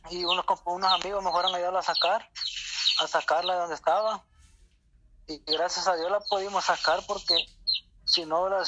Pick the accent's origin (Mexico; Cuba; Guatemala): Guatemala; now in El Salvador; De Guatemala.